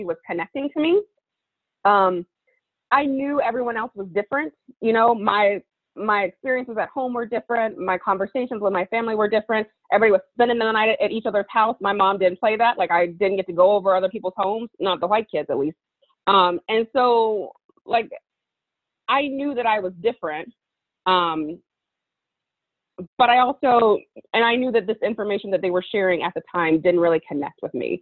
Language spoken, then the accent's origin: English; Hoover, Alabama, United States; I grew up in Birmingham, Alabama. And actually right outside of Birmingham, I grew up in Hoover, Alabama.